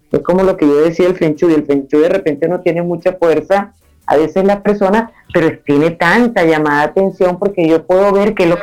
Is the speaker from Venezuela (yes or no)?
yes; Nueva Esparta, Venezuela; moved away; Entonces me vine, me vine de la isla de Margarita, de un calor asfixiante de, la perla del Caribe, a la nieve.